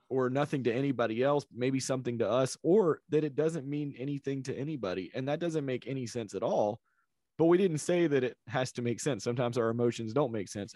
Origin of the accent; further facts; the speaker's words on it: South Carolina, United States; I grew up in South Carolina